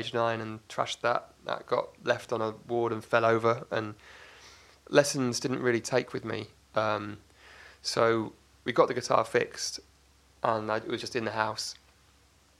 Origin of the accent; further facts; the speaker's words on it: Oxford, South East England, United Kingdom; also born or lived in Cardiff, Wales; I was born in Cardiff, Wales, but at the age of 1 or 18 months, the family moved to Oxford for work, my dad's work